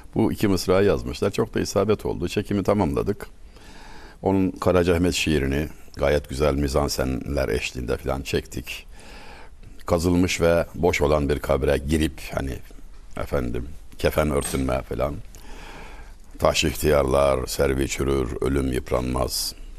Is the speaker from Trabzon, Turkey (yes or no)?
no; Çameli, Denizli, Turkey; moved away as an adult; now in Istanbul, Turkey; Denizli Çameli'de evdeyim.